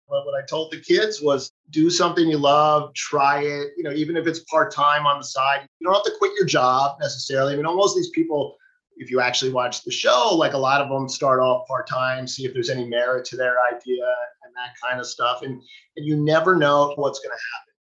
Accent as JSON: {"language": "English", "town": "New York City", "region": "New York", "country": "United States", "tie": "born or raised there", "also_born_or_lived": "New England", "said": "I grew up in Manhattan"}